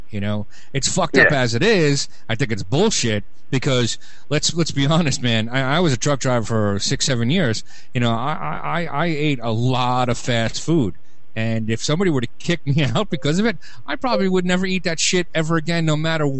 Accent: New York City, New York, United States; moved away; Now, I grew up in Brooklyn

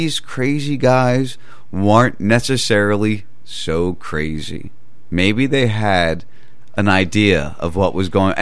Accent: right outside Philadelphia, New Jersey, United States; I grew up in Jersey, right outside Philadelphia

